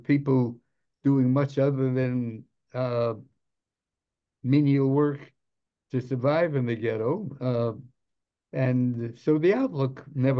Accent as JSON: {"language": "English", "town": "New York City", "region": "New York", "country": "United States", "tie": "born or raised there", "also_born_or_lived": "Boyle Heights, Los Angeles", "moved": "yes", "said": "I grew up in New York City in the Lower East Side when it was that Lower East Side that you've seen in moving pictures"}